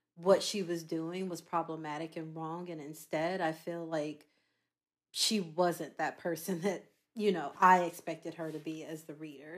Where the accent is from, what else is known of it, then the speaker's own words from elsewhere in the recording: Charlotte, North Carolina, United States; I am from Charlotte, North Carolina